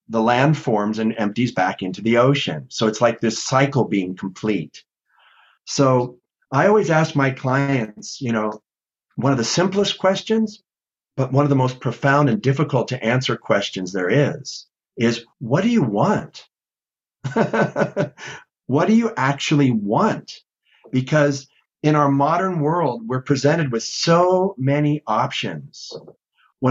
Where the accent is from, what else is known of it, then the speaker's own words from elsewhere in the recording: Los Angeles, California, United States; I grew up in LA, so I grew up body surfing in Malibu and Zuma and Santa Monica